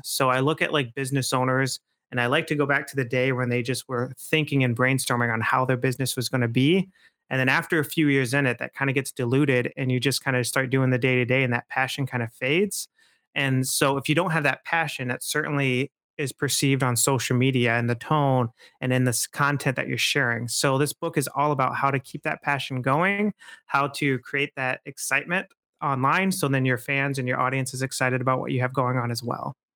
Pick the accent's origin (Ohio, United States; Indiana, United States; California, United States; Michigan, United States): Michigan, United States; Midland; I grew up in Midland, actually.